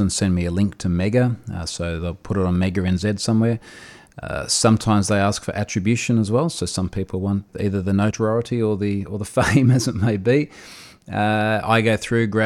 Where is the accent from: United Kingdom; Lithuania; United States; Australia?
Australia; I'm an Australian security researcher